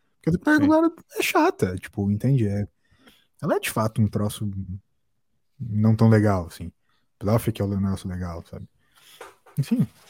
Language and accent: Portuguese; Brazil; acho muito a fuder ser brasileiro